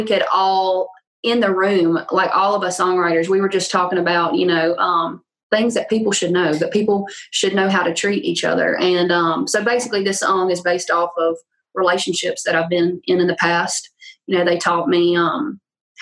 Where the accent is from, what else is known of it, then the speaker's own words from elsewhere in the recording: Louisiana, United States; accent: thick accent; now in Nashville, United States; I'm from